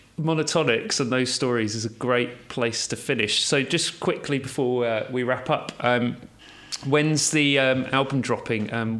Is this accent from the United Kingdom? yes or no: yes; United Kingdom; I get it in the neck for being a southerner all the time